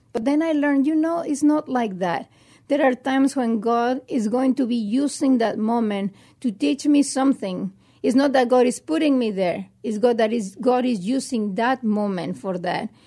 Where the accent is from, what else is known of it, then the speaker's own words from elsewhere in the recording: Mexico; now in United States; I was raised in Mexico in a very, uh, good family